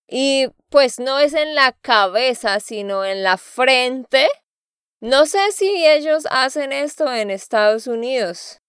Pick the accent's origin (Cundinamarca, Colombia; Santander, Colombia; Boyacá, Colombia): Santander, Colombia; de Santander, Colombia